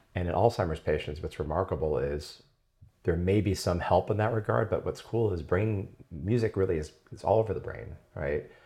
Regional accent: San Diego, California, United States; I grew up in La Jolla.

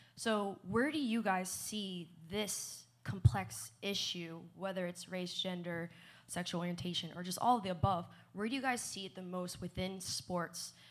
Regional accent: New Jersey, United States; moved away as an adult; also born or lived in Kentucky; I grew up in New Jersey.

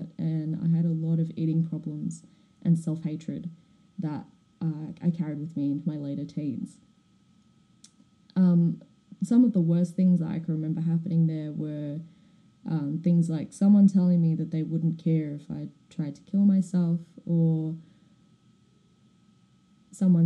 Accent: Melbourne, Victoria, Australia; born or raised there; also born or lived in Perth, Western Australia

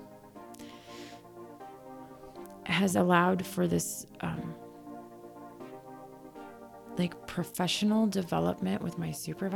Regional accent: United States; I grew up in the United States. I got my education here. And when I say education, I mean like elementary school, middle school, and high school

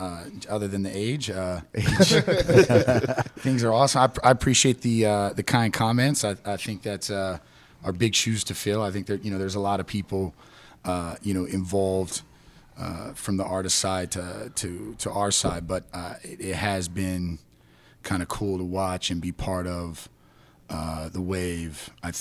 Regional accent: Salt Lake City, Utah, United States; also born or lived in Greece; You know, I was born in Salt Lake City, Utah

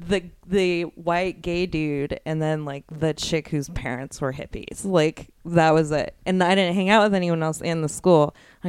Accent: Cheyenne, Wyoming, United States; moved away; Cheyenne, Wyoming is not a place a lot of people leave. And most of the people that I grew up with who did leave just basically went to Denver, Colorado, or Fort Collins, Colorado.

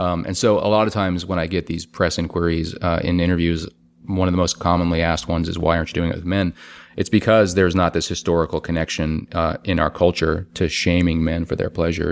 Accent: New Orleans, Louisiana, United States; now in Brooklyn, United States; my hometown, New Orleans

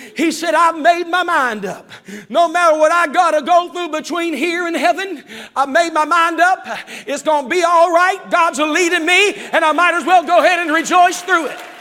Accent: West Virginia, United States; now in Zanesville, United States; growing up in West Virginia

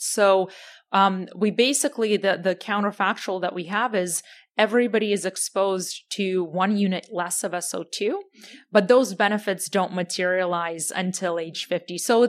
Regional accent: Ukraine; as you know, I'm from Ukraine originally, so that's been taking up a lot of my headspace in time over the past year and a half.

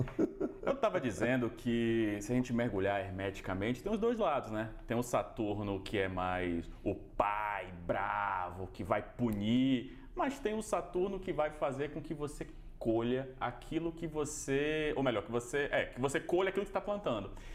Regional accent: Bahia, Brazil; now in São Paulo, Brazil; eu sou baiano, né? Então eu vim da Bahia para São Paulo

